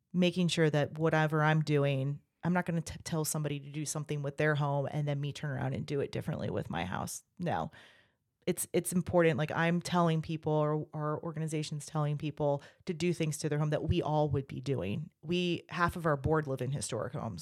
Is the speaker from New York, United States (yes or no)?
no; Virginia Beach, Virginia, United States; moved away as an adult; also born or lived in Texas / Germany; I grew up in Virginia Beach.